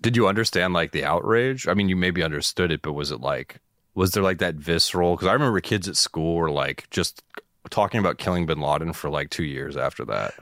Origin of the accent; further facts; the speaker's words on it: Boston, Massachusetts, United States; I'm from Boston